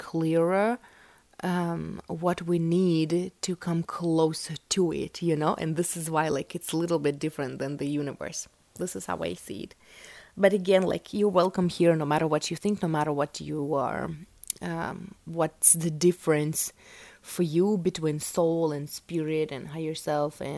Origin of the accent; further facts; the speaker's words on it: Russia; English is a second language; I was born in Russia